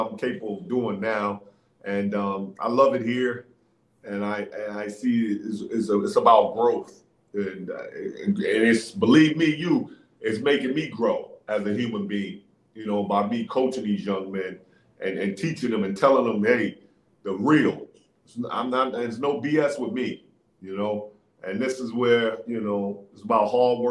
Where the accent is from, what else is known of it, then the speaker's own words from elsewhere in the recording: New York City, New York, United States; That's where I learned the game, man. On the playgrounds, the streets of New York City is tough